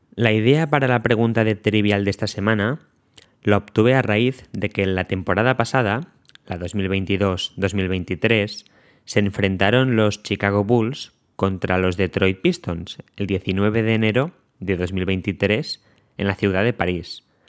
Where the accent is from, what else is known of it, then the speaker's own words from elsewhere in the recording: Spain; nos preguntaron que de dónde éramos, dijimos que de España